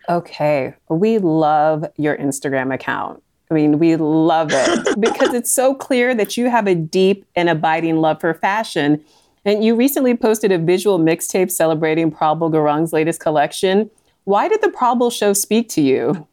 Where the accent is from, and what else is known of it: Northern Virginia, United States; born or raised there